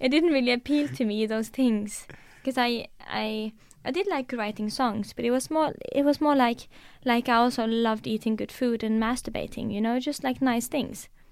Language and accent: English; Norway; first language Norwegian; English is a second language; Norwegian is my first language